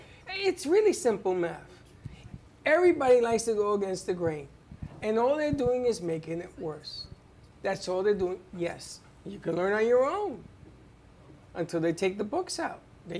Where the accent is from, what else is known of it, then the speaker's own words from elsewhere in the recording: New York, United States; when I was growing up in New York